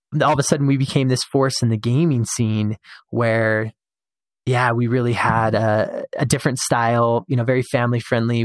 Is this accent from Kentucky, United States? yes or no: no; Show Low, Arizona, United States; now in Utah, United States; I was born and raised in Sholo